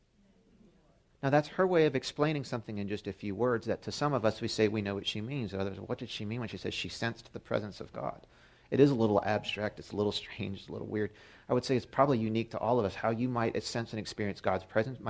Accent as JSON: {"language": "English", "town": "Baltimore", "region": "Maryland", "country": "United States", "said": "here from Baltimore"}